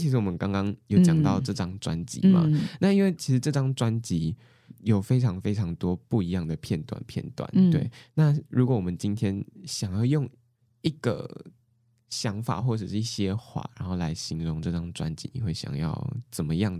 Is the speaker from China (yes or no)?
no; southern Taiwan, Taiwan; first language Mandarin and Taiwanese Hokkien; 我在家里我跟我妈讲电话都是讲台语。欸、我是南部人。